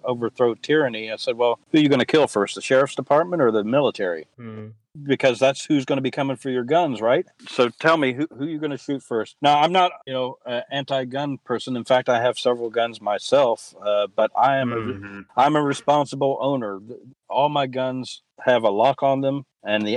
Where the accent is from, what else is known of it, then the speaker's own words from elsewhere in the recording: West Virginia, United States; also born or lived in Kentucky / Columbus; when I was growing up in West Virginia, I was taking the same classes in sixth grade that I had in 10th grade in Kentucky